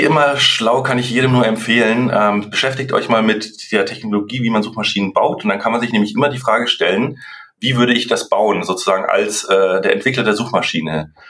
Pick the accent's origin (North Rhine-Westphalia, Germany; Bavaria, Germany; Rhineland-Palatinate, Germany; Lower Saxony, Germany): Bavaria, Germany; Munich; moved away as an adult; now in Franconia, Germany; ich bin ursprünglich aus München, aber jetzt seit sechs Jahren im schönen äh, ja, Franken gelandet